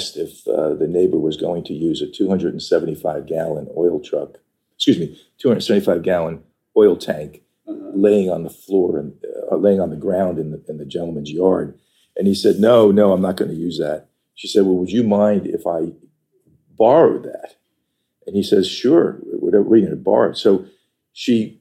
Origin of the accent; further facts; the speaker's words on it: Patchogue, New York, United States; now in Northern Virginia, United States; I grew up on Long Island in a town called Patchogue.